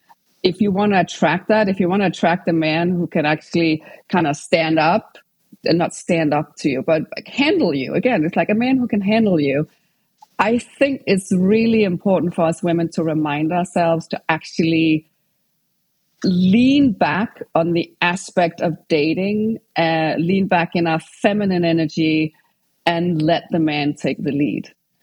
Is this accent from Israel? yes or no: no; Denmark; English is a second language; moved away as an adult; also born or lived in England; now in United States; So I'm from Denmark. And when I was 20, I moved to England and I lived and studied over there for like 6 years before I moved over to California.